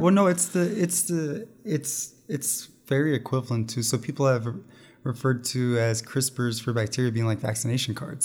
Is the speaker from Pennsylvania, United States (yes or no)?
yes; Pennsylvania, United States; I grew up in Pennsylvania